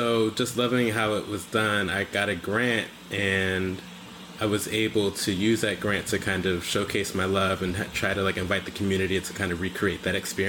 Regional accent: Owings Mills, Maryland, United States; moved away as an adult; also born or lived in New York / Detroit; now in Philadelphia, United States; I'm from Baltimore

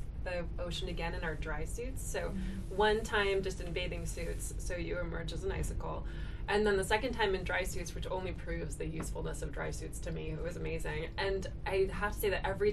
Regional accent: Detroit, Michigan, United States; I am from Detroit

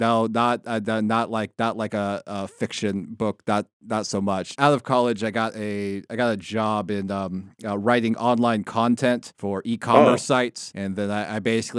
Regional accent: San Diego, California, United States; growing up in Southern California. I come from San Diego, so yeah, I used to follow the sport I really followed, I guess, as a kid was like baseball.

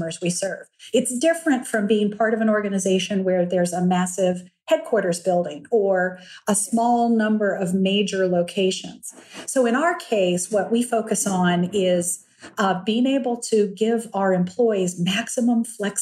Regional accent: Lexington, Virginia, United States; I was raised in Lexington, Virginia

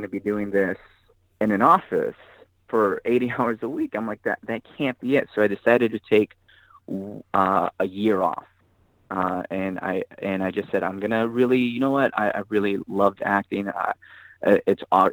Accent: Pico Rivera, California, United States; I grew up in Pico Rivera, California

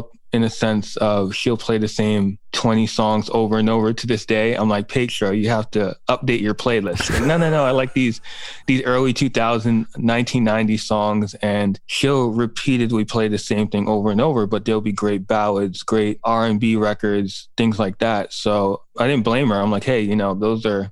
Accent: New York City, New York, United States; I grew up in Manhattan and Brooklyn

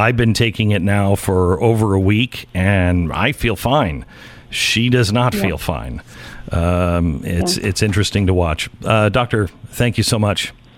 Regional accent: Washington, United States; because I grew up in Washington State, and Seattle's always been crazy

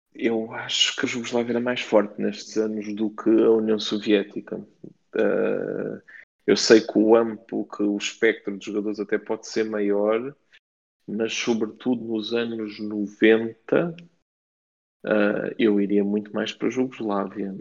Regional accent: Faro, Algarve, Portugal; eu cresci em Faro

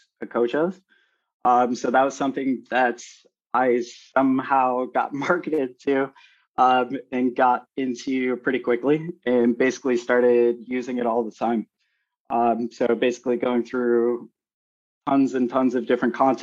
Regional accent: Chicago, Illinois, United States; moved away as an adult; also born or lived in Minneapolis; I was born in Chicago and ended up moving to Minneapolis for another job

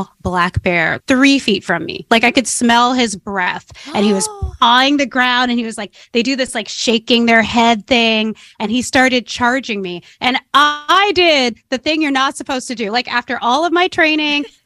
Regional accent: San Francisco, California, United States; I grew up in San Francisco back when San Francisco had an inner city.

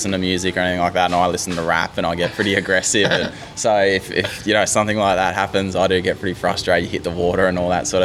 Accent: Gold Coast, Queensland, Australia; I'm from the Gold Coast, I was born there

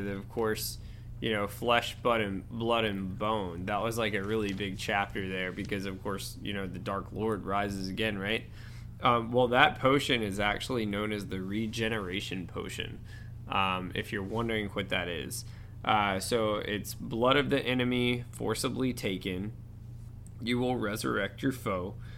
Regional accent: Georgia, United States; accent: Georgia; my weird Georgia accent

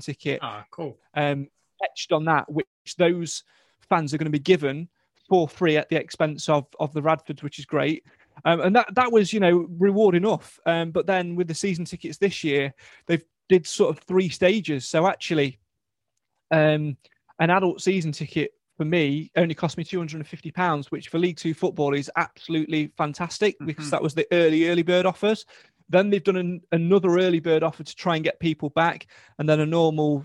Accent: Mansfield, East Midlands, United Kingdom; People call us Northerners. We're not. We're definitely from the East Midlands

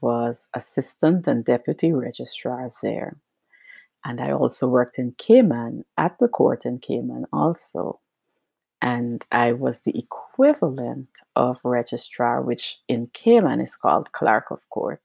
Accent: Georgetown, Demerara-Mahaica, Guyana; moved away as an adult; I was born in Guyana and I grew up there and did all of my schooling there, finished high school there, and started at the University of Guyana. And I grew up on the coast of Guyana

